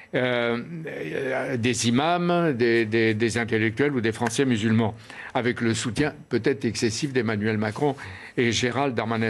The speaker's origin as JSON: {"language": "French", "town": "Oran", "region": "Oran Province", "country": "Algeria", "tie": "born or raised there", "moved": "yes", "said": "j'étais le 10-12 juillet de la même année étudiant à, Oran, ma ville natale."}